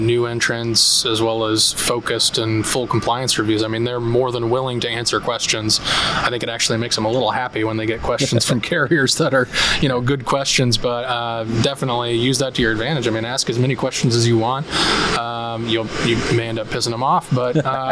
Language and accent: English; Indiana, United States; my home state of Indiana